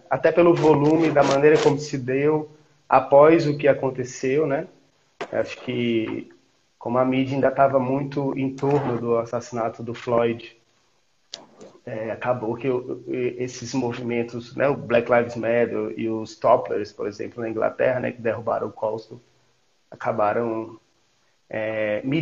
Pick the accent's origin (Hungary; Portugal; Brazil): Brazil; Campo Maior, Piauí; also born or lived in Goiás; now in Brasília, Brazil; Eu sou de Campo Maior. É, até para contextualizar. Eu sou nascido no Goiás, {S0} mas hum. me digo, {S1} mas me digo piauiense, né?